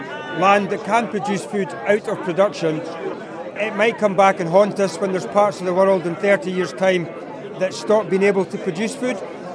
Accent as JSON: {"language": "English", "area": "East Lothian", "region": "Scotland", "country": "United Kingdom", "said": "I'm from East Lothian. I'm a mixed livestock, bleak arable farmer."}